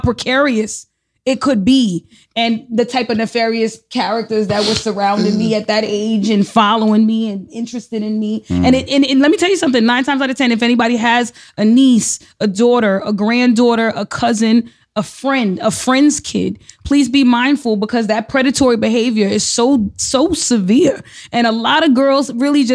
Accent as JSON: {"language": "English", "town": "New York City", "region": "New York", "country": "United States", "tie": "born or raised there", "said": "I grew up in the Bronx. I'm from the Bronx. I'm from Soundview"}